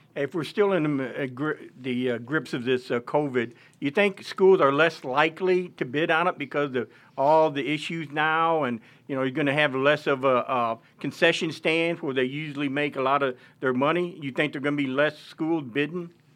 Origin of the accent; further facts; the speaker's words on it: Caraway, Arkansas, United States; I'm from East Arkansas, uh, Caraway